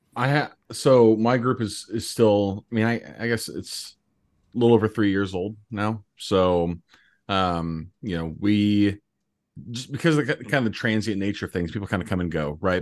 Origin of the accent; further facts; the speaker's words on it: Indianapolis, Indiana, United States; moved away as an adult; I'm from Indianapolis originally